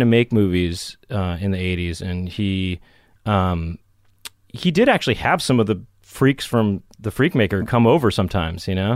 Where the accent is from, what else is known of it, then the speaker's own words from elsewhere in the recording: Los Angeles, California, United States; I grew up in Los Angeles